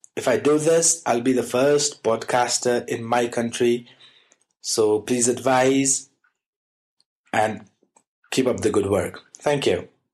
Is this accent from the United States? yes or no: no; Nepal; I'm from Nepal